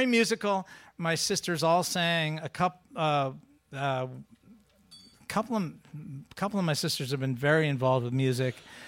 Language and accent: English; Sudbury, Massachusetts, United States; I grew up in Sudbury, to the west of here, near Concord, Lincoln, out that way, Walden Pond